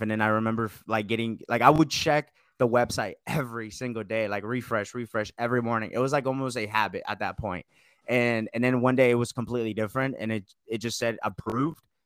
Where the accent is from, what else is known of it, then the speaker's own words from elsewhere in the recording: Marietta, Georgia, United States; Marietta, Georgia, kinda close to Atlanta